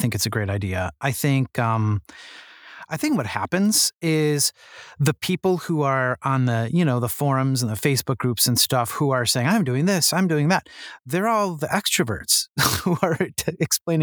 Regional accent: United States; I'm American

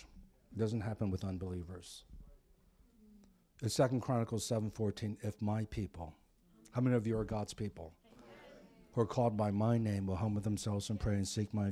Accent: East Coast, United States; now in Pasadena, United States; I grew up on the East Coast

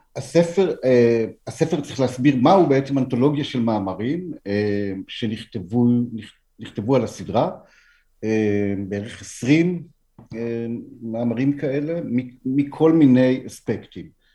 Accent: Nof Ayalon, Central District, Israel; now in Tel Aviv, Israel; ביישוב שגם אני גדלתי בו

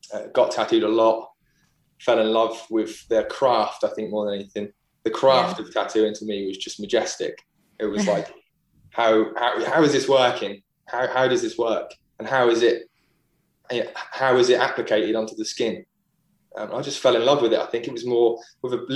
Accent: Great Yarmouth, East of England, United Kingdom; also born or lived in Norwich; So I live in Norwich now. I grew up in Great Yarmouth.

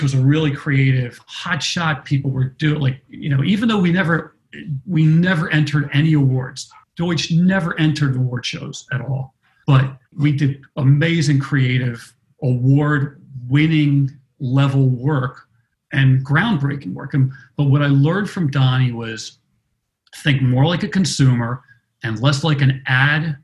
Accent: Baltimore, Maryland, United States; I grew up in Baltimore, Greek immigrant parents, a family of restaurateurs

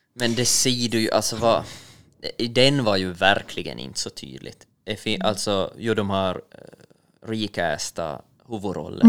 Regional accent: Finland; vi finländare är ju eller jag som finländare

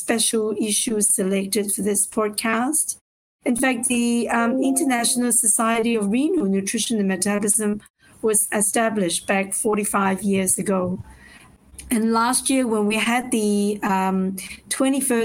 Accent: Hong Kong; I'm from Hong Kong

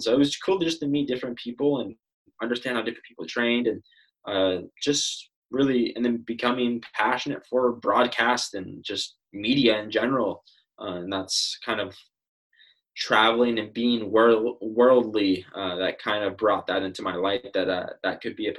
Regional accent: Fresno, California, United States; born there; sometimes it's like, well, you were born in Fresno, California, but you're Canadian. I was like, yes, I'm a Canadian citizen.

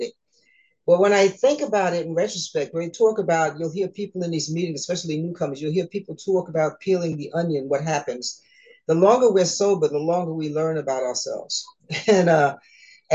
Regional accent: New York, United States; I was born in New York, nice Caribbean family.

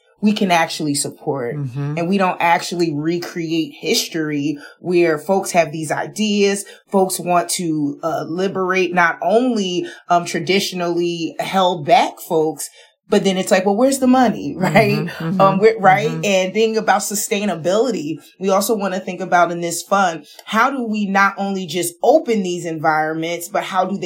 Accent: Paterson, New Jersey, United States; I'm from Paterson, New Jersey

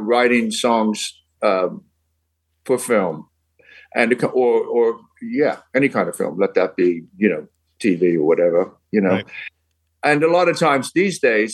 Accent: Birmingham, West Midlands, United Kingdom; accent: Midland; moved away as an adult; now in United States; it was a Midland accent because I'm from Birmingham and so is he

